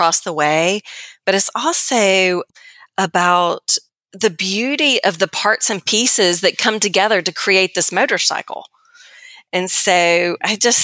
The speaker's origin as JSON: {"language": "English", "region": "the South", "country": "United States", "said": "I'm from the South"}